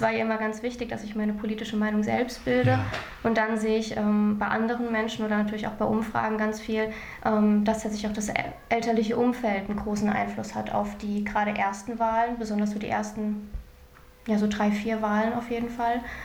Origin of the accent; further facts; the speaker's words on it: Germany; ich bin in Deutschland geboren